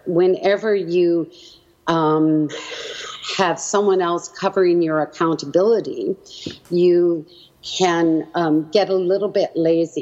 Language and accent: English; Edmonton, Alberta, Canada; also born or lived in Halifax, Nova Scotia; I was born in Halifax, Nova Scotia, and eventually my parents made it out to Edmonton, where they had my four brothers